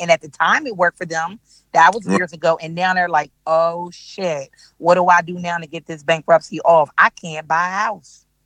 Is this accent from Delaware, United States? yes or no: yes; Delaware, United States; moved away as an adult; now in Charlotte, United States; I'm from I'm from Delaware, born and raised